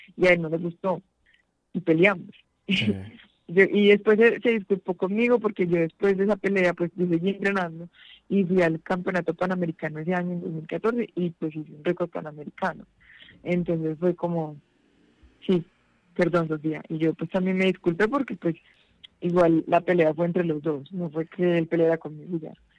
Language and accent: Spanish; Pereira, Risaralda, Colombia; moved away; allá en Pereira, que es mi ciudad natal